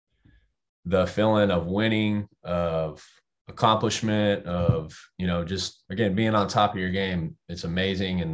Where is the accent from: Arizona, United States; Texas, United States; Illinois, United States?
Texas, United States; Temple; moved away; also born or lived in Dallas, Texas / Austin, Texas; We're from Temple, an hour north.